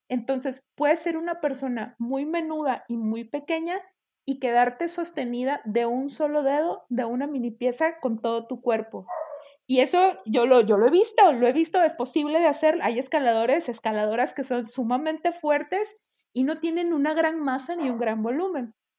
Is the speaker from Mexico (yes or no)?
yes; Mexico; un legado precolonial que tenemos nosotros como, mexicanos